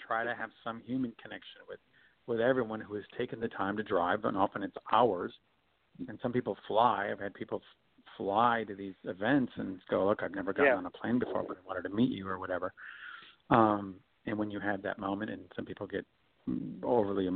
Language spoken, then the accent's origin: English; Michigan, United States; moved away; also born or lived in Chicago / New York / Hawaii / Los Angeles; I'm from Michigan originally.